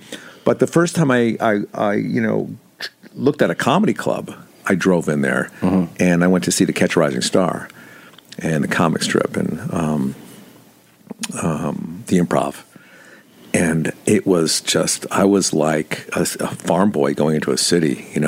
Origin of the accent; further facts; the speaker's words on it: Bridgeport, Connecticut, United States; I grew up in Connecticut. Bridgeport, nice. Connecticut.